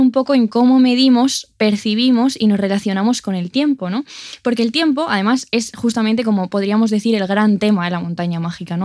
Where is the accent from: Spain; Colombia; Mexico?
Spain; Castile and León; en mi pueblo de Ávila